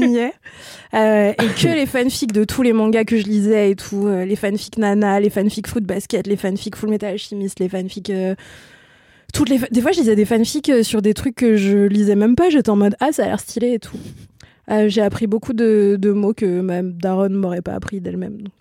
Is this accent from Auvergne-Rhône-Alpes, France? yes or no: yes; Ain, near Lyon, Auvergne-Rhône-Alpes, France; moved away; un bled de, 7000 habitants à à peu près 25 km de Lyon